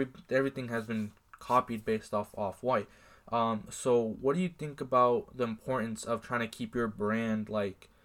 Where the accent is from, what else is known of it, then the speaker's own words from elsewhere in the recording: Iowa, United States; we are from Iowa